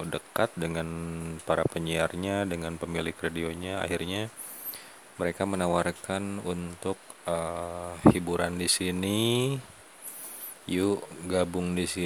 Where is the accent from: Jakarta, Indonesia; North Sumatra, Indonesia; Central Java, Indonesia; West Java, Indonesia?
West Java, Indonesia; kalau di kita Sunda ya teman-teman karena ini saya ngobrol penyampaian audio saya ini didengarnya bukan hanya orang Sunda